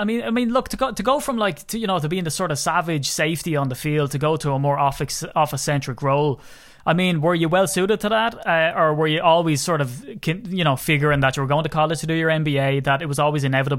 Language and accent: English; Ireland; accent: Irish; People are used to my dulcet Irish tones, if that's what we can call them. I always trumpet the whole Irish connection to Green Bay.